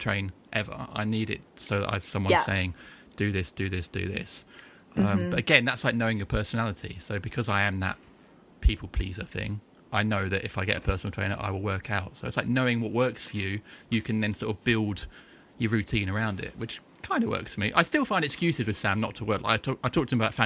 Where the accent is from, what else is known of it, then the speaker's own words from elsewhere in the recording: North Kent, South East England, United Kingdom; now in Chesham, United Kingdom; I'm from North Kent originally